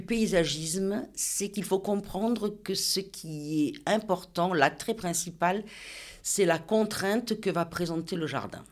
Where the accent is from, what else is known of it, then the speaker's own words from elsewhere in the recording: Nice, Provence-Alpes-Côte d'Azur, France; also born or lived in Cabris / Villefranche-sur-Mer; je suis née à Nice, mon papa est né à Cabris et ma maman est née à Villefranche-sur-Mer